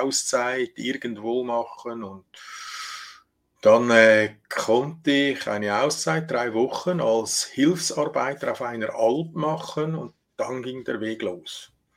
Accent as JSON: {"language": "German", "country": "Switzerland", "said": "bei uns in der Schweiz"}